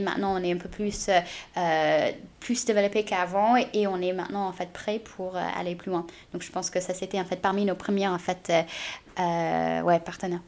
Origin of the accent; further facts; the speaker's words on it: United States; French is a second language; also born or lived in China; now in France; je suis née en Chine et j'ai grandi aux États-Unis.